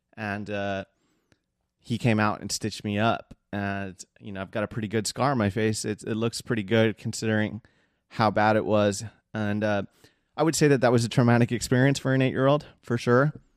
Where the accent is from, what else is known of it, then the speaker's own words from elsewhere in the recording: Seal Beach, California, United States; I was raised, like, one town over in the Seal Beach area for most of my, uh, childhood